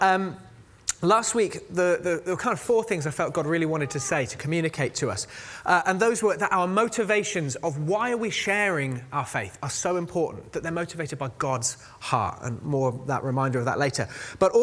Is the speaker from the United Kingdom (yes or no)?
yes; United Kingdom; we're all British